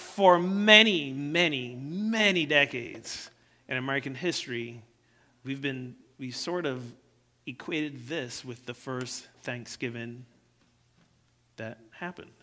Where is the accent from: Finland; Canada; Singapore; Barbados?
Barbados; now in United States; I didn't grow up here in the U.S. I grew up in Barbados.